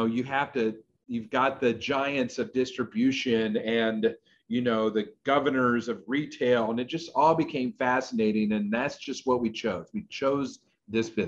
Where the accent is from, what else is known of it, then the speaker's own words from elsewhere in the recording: Narcoosee, Florida, United States; also born or lived in California; I was born in California, but I grew up really in Central Florida, right outside of Orlando in a little town called Narcoosee